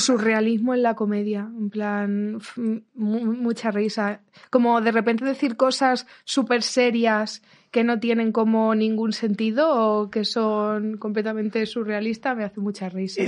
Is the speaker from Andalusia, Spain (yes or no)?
no; Ciudad Real, Castilla-La Mancha, Spain; moved away; me crié en Ciudad Real